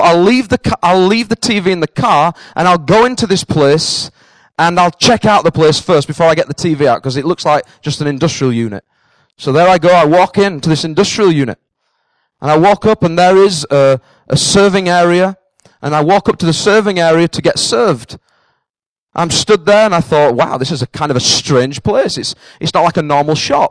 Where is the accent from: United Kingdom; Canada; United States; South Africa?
United Kingdom; the north of England; accent: northern; now in Cambridge, United Kingdom; I'm a northerner.